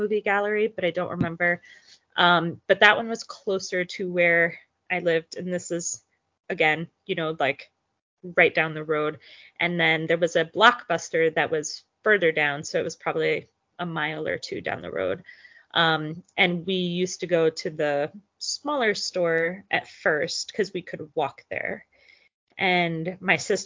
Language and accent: English; Belleview, Florida, United States; I grew up in a pretty small town in North Central Florida. Shout out to Bellevue